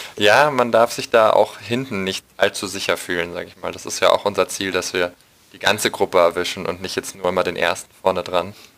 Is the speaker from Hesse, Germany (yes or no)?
no; Munich, Bavaria, Germany; ich komme aus München